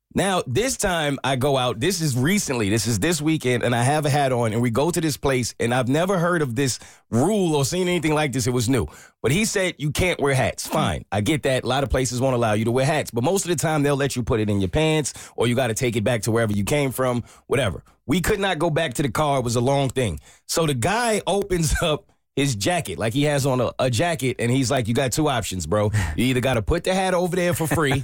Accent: New York, United States; moved away; I'm actually from New York

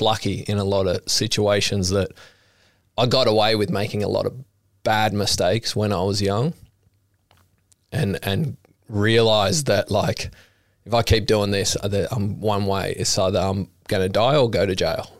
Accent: Sydney, New South Wales, Australia; growing up in Maroubra, I, I grew up with Kobe Aberdeen.

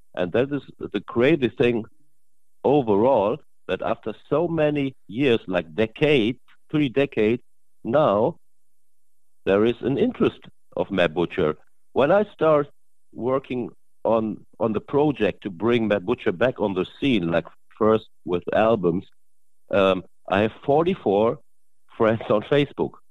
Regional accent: Germany; English is a second language; I'm from Germany

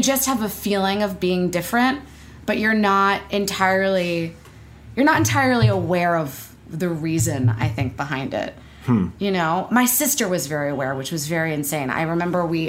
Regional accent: Beverly, Massachusetts, United States; now in New York, United States; I was born in Beverly

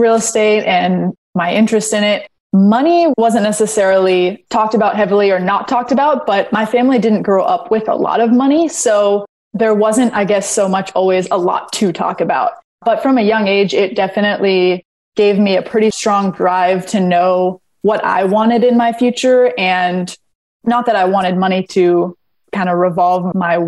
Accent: Los Angeles, California, United States; We grew up in Los Angeles

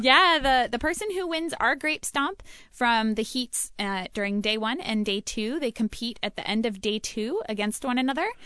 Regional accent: Oregon, United States; born and raised in Oregon. So I lived in the Willamette Valley, grew up right next door to King Estate

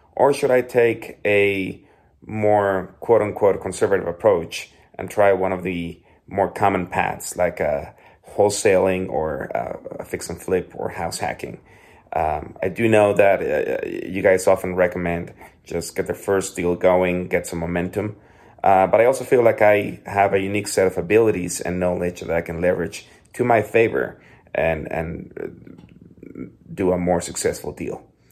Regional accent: Mexico; moved away as an adult; now in Denver, United States; I am originally from Mexico, but I've been living here in Denver, Colorado for the last seven years.

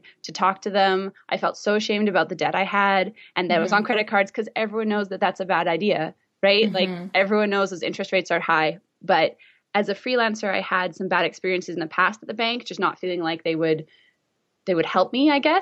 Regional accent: Vancouver, British Columbia, Canada; this is my hometown, so I don't know what it's like to live anywhere else

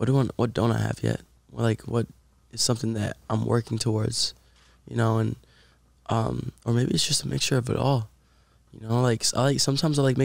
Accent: Puerto Rico; now in Los Angeles, United States; we're both from Puerto Rico

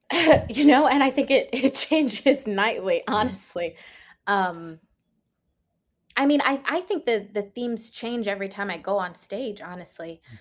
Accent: Washington, District of Columbia, United States; also born or lived in Maryland; I grew up in Washington, D C

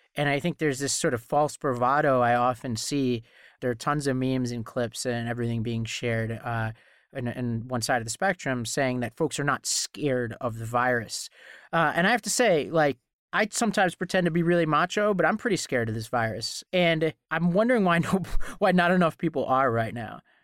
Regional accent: New York City, New York, United States; I grew up in Staten Island

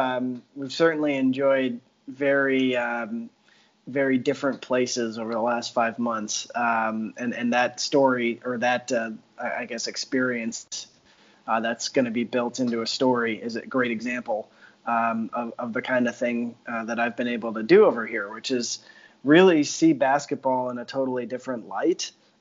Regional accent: United States; moved away as an adult; I'm an American. I'm just an insufferable American.

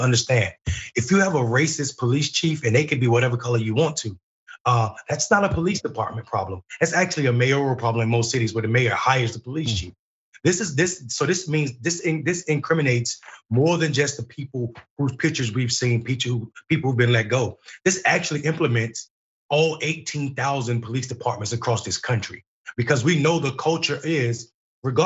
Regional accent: North Carolina, United States; my home state of North Carolina

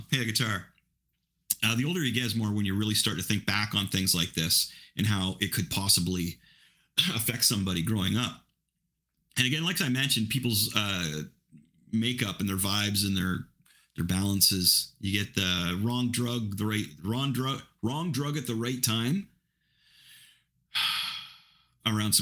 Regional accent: Ingersoll, Ontario, Canada; I grew up in Ingersoll

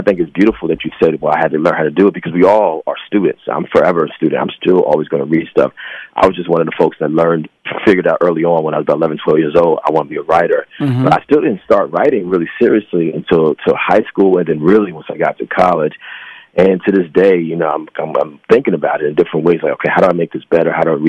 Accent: New Jersey, United States; born there; now in New York, United States; Well, Jersey. And I've lived in New York for almost 30 years. So New York and New Jersey.

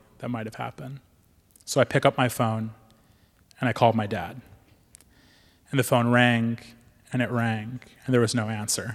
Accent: Joplin, Missouri, United States; moved away as an adult; having this mosque in my hometown

